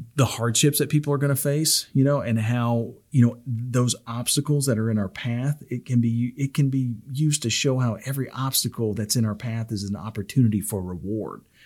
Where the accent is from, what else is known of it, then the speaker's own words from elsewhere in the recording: the South, United States; I'm from the South